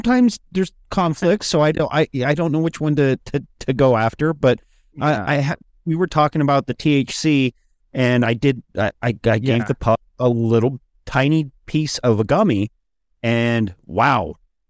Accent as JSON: {"language": "English", "region": "Idaho", "country": "United States", "tie": "born or raised there", "said": "I remember as a kid growing up in Idaho, like, whew."}